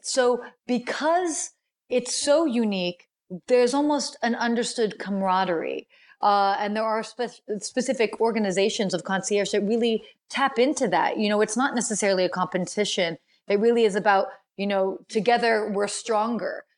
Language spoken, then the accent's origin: English; United States; also born or lived in Washington, D.C.; although I'm American and I was born in the States, I spent a good chunk of my childhood traveling